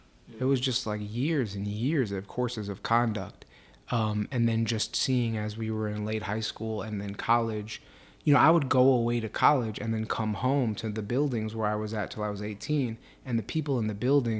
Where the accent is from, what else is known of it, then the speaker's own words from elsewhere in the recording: New York City, New York, United States; I grew up in New York City in Mitchell Lama housing, which is mixed income.